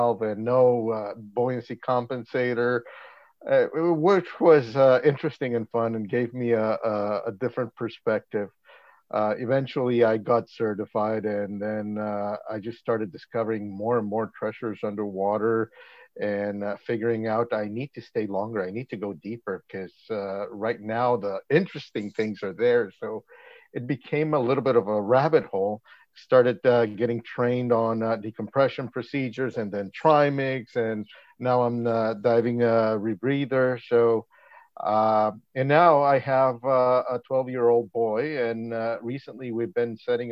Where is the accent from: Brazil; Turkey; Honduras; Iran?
Honduras; moved away as an adult; now in Langley, Canada; I was born in Honduras. I came into Canada in 2003.